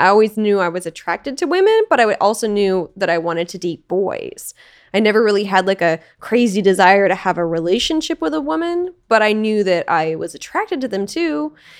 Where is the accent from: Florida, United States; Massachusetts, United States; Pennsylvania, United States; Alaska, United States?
Alaska, United States; moved away; also born or lived in Portland / Los Angeles; I grew up in Alaska in a really small town.